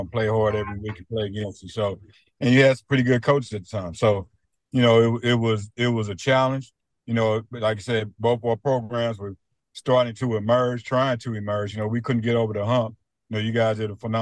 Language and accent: English; Kansas City, Missouri, United States; I'm from the Kansas City area. So when I came out of high school, Mizzou didn't really know what they wanted to do with me